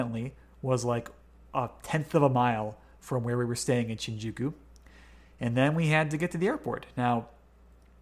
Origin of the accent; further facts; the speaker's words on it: United States; I as an American, you know, I speak English